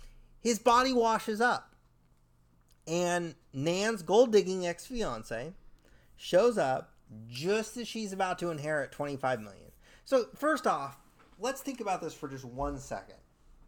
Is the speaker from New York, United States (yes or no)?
no; California, United States; I'm from California, so we don't really have rocky beaches